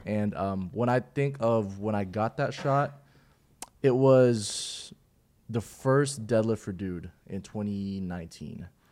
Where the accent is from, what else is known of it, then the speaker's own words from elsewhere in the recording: Philippines; now in Houston, United States; I'm originally from the Philippines.